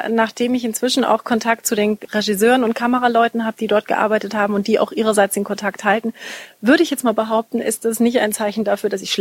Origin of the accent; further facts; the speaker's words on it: Munich, Bavaria, Germany; Als ich 14 war, habe ich in München Tanzkurs gemacht. Ich komme aus München.